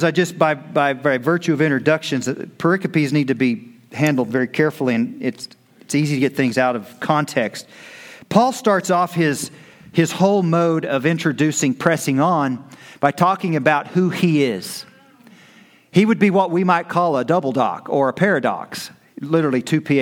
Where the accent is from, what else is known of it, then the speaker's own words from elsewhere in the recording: United States; We're American Christians